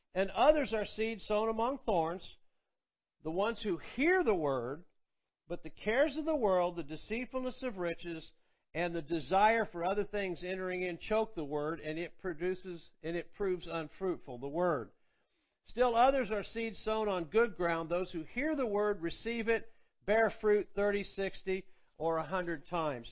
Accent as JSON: {"language": "English", "town": "Athens", "region": "Georgia", "country": "United States", "also_born_or_lived": "Tulsa, Oklahoma", "moved": "as an adult", "said": "Athens, Georgia, which is where I'm from, and uh, uh, which is where I live now."}